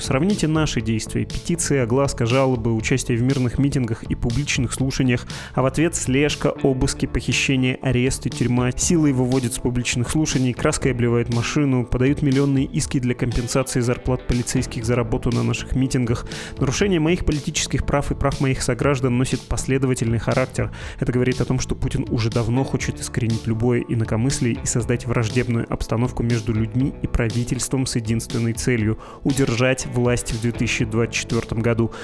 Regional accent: Perm Krai, Russia; moved away; Я сам вырос в Пермском крае и начинал карьеру в этом городе.

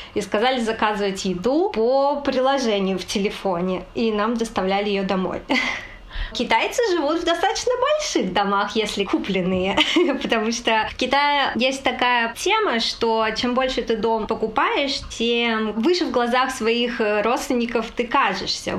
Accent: Kazakhstan; now in Tianjin, China; я родом из Казахстана

